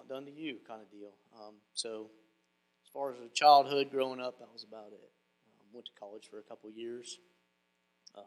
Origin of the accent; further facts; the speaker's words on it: Fredonia, United States; I grew up in Fredonia, which is just a little town that way. And I was born and raised there